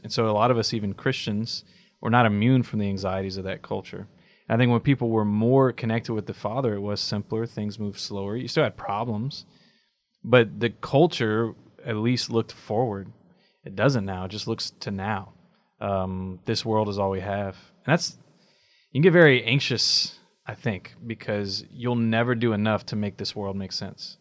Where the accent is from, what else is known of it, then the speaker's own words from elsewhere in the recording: United States; as American Catholics, our biggest dis-, disadvantage is our expectation of work and output.